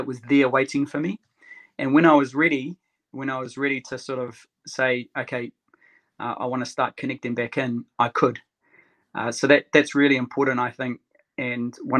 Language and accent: English; Christchurch, Canterbury, New Zealand; I grew up in Christchurch